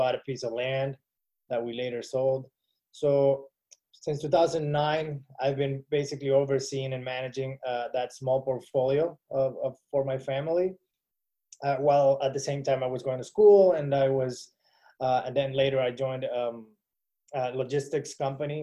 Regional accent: Venezuela; moved away as an adult; now in Miami, United States; I'm from Venezuela, moved to the United States in 2010

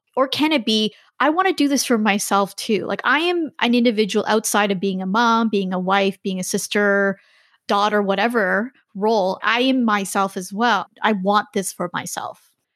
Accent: Canada; moved away as an adult; also born or lived in China; I'm Canadian, my husband's American

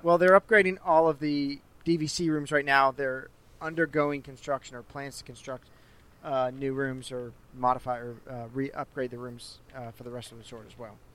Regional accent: St. Louis, Missouri, United States; moved away; my hometown, St. Louis

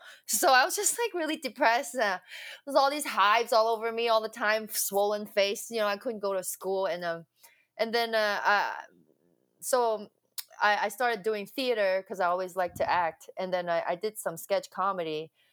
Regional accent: Hong Kong; I was born in Hong Kong. Um, yeah, from Hong Kong, and then um, I went to an all girls Catholic school

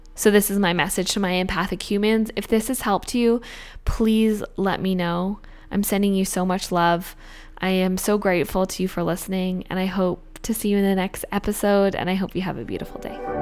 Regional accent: Australia; now in Canada; I'm an Australian citizen.

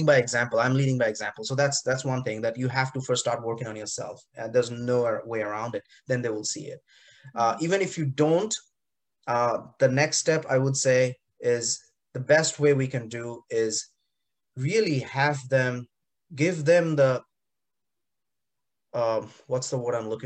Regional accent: India; moved away; growing up in India in the 80s and 90s

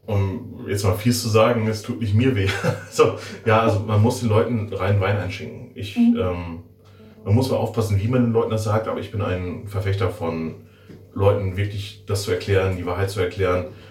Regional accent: Werther, North Rhine-Westphalia, Germany; moved away as an adult; now in Schiffdorf, Germany; Ich komme aus der wunderschönen Stadt Werther. Ich bin ein Werthers Original sozusagen

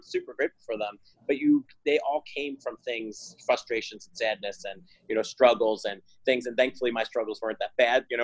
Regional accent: New Jersey, United States; moved away; I'm from Jersey originally

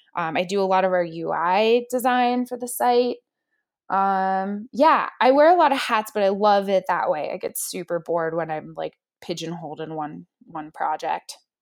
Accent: Pittsburgh, Pennsylvania, United States; now in Whitefish, United States; I was born in Pittsburgh, Pennsylvania. a city girl. I actually ended up, I grew up there, I went to college at Pitt

